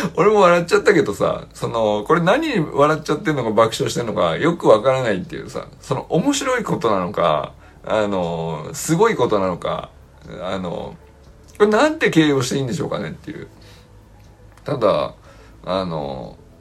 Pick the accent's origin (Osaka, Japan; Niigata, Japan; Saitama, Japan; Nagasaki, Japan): Niigata, Japan; moved away as an adult; also born or lived in Sapporo; 新潟のまあ、新潟の中では市内、市街地に住んでたから、そんな、まあ、ど田舎から出てきた何も知らないみたいな感じではないけど